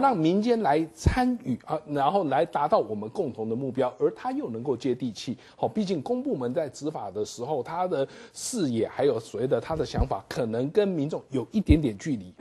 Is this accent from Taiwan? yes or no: yes; Taiwan; 我们台湾人